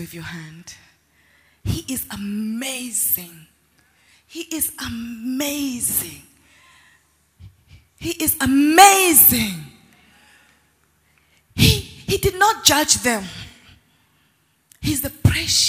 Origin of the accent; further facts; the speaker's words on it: South Africa; I grew up in South Africa